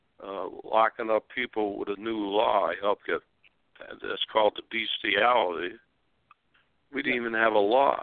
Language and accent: English; Springfield, Massachusetts, United States; now in Arizona, United States; my father in Springfield, Massachusetts, the Sons of Italy, and my father had grocery stores selling Italian food. So I grew up that way.